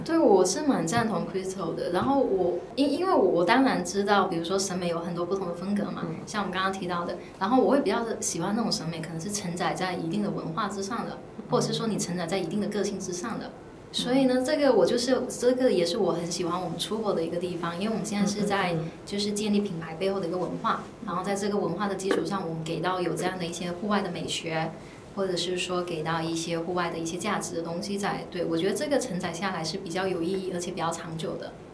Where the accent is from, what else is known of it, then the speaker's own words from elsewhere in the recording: Guangdong, China; now in Shanghai, China; 我在上海，因为我是广东人